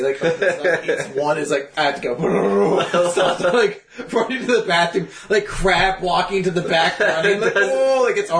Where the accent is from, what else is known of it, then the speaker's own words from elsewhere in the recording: United States; we're American